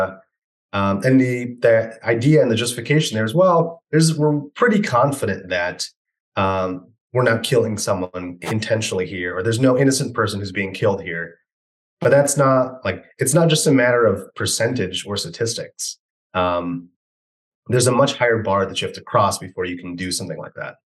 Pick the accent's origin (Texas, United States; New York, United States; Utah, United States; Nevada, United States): New York, United States; New York City; moved away; I grew up in New York City